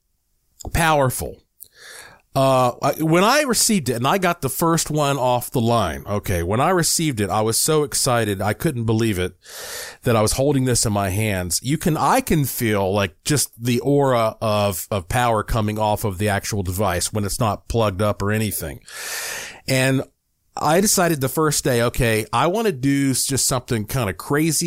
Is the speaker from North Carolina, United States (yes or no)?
yes; Asheville, North Carolina, United States; now in Nevada, United States; Asheville, North Carolina, my hometown